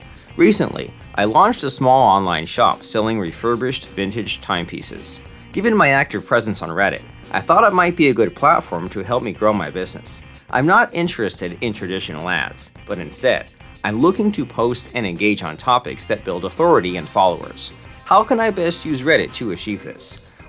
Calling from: Houston, Texas, United States; from Houston.

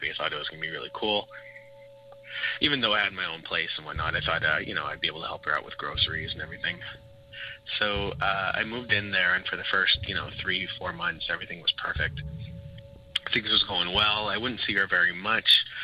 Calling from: Montreal, Quebec, Canada; I'm calling from Montreal, Quebec.

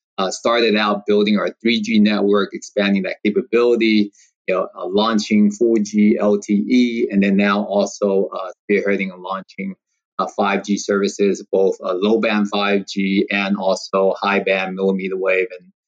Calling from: Rancho Palos Verdes, California, United States; I am actually in the LA area. So I am based out of the El Segundo campus for AT&T, and I'm actually currently at my home in Rancho Palos Verdes

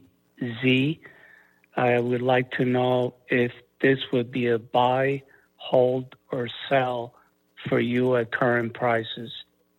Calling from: Central Valley, California, United States; Hi, this is … I'm calling from the Central Valley in California.

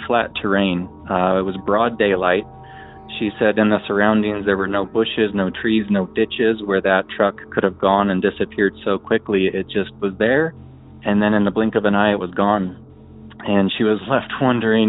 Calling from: Omaha, Nebraska, United States; I'm calling from Omaha, Nebraska.

